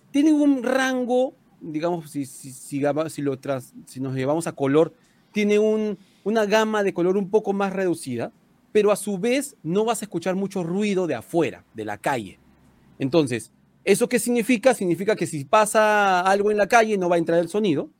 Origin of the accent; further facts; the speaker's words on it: Peru